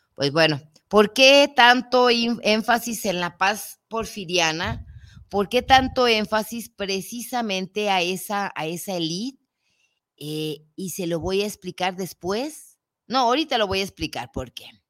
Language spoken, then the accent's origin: Spanish; Guadalajara, Jalisco, Mexico; nace en mi tierra